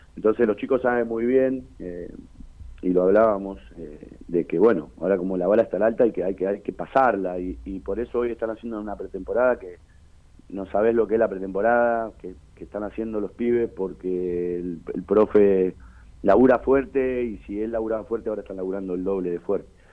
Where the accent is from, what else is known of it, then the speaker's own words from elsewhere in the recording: Berazategui, Buenos Aires Province, Argentina; yo soy de Brazate